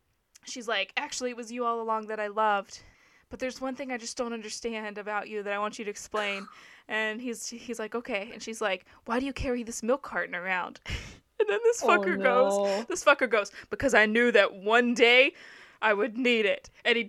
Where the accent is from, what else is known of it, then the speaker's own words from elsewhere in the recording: Southern United States, United States; I also like The Walking Dead because I'm from the South, and they're set in Atlanta, which is not near where I'm from